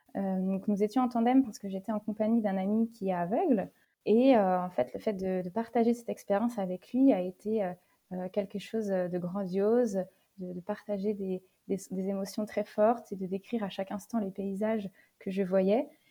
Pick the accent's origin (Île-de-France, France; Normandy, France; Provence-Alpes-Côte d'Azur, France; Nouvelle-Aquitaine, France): Nouvelle-Aquitaine, France; Niort; je suis originaire euh, de Niort, dans les Deux-Sèvres, à proximité de La Rochelle